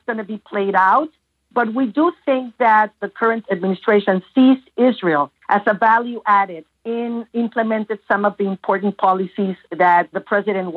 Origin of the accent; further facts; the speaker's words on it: Mexico City, Mexico; moved away as an adult; now in United States; I was born and raised in Mexico City, and I was head of political affairs for that community for 15 years until I emigrated to the United States